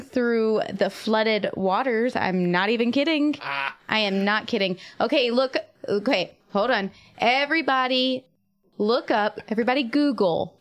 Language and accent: English; Eastern North Carolina, United States; I grew up in Eastern North Carolina and we didn't get snow